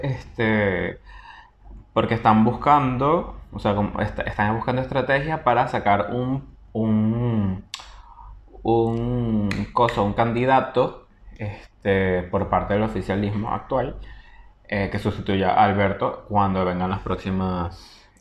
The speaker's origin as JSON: {"language": "Spanish", "country": "Venezuela", "moved": "yes", "said": "soy venezolano"}